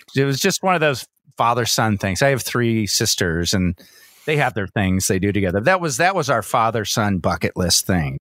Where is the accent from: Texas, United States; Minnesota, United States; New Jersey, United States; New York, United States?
Texas, United States; Georgetown; I grew up in Georgetown and, and, and, and studied German